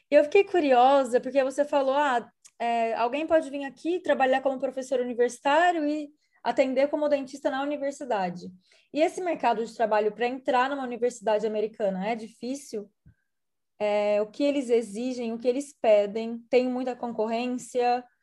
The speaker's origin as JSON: {"language": "Portuguese", "country": "Brazil", "moved": "yes", "said": "eu sou brasileira"}